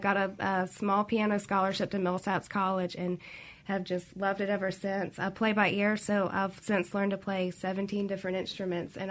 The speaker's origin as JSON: {"language": "English", "town": "Jackson", "region": "Mississippi", "country": "United States", "tie": "born or raised there", "said": "I'm born and raised in Jackson in the Fondren area."}